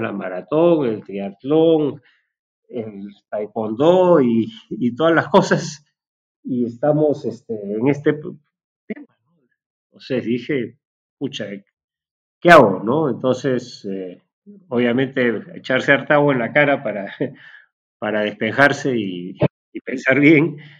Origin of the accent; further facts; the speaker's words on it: Peru; nuestro país